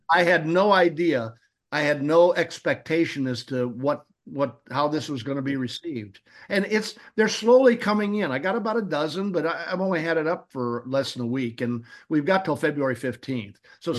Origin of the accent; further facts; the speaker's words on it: Peoria, Illinois, United States; Now, I'm a Midwesterner. I'm from Peoria, Illinois